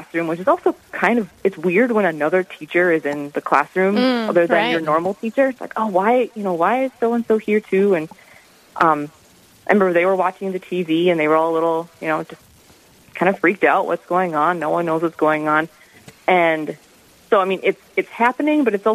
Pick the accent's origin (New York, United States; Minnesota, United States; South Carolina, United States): Minnesota, United States; moved away as an adult; now in Fargo, United States; I live in Fargo. I've been here for about 7 years. I'm originally from Stock Center, Minnesota